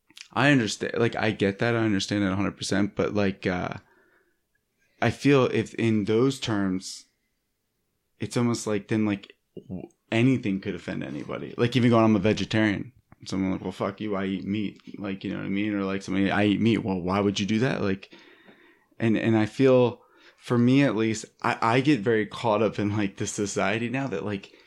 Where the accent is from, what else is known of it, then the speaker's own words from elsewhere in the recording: East Coast, United States; now in Los Angeles, United States; and I'm from the East Coast and I live in LA now